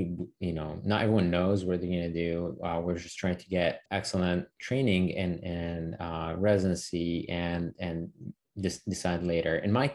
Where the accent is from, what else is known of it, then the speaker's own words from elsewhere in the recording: Syria; moved away as an adult; now in United States; growing up in the Middle East and Syria and then making the transition over to the States